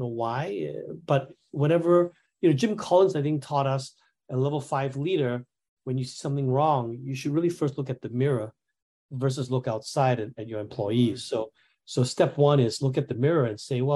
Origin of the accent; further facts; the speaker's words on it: Singapore; I'm from Singapore